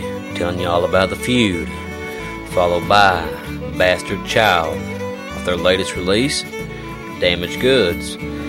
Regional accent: Pike County, Kentucky, United States; now in Mingo County, West Virginia, United States; I live in Mingo County, West Virginia. And hell, most of your Hatfields were from 8-1, West Virginia, which sits right in the middle of Mingo County. And I was born in Pike County, Kentucky.

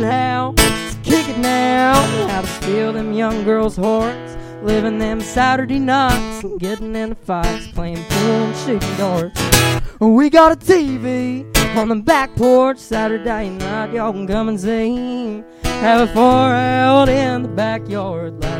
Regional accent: Greenup County, Kentucky, United States; I'm from Greenup County, Kentucky

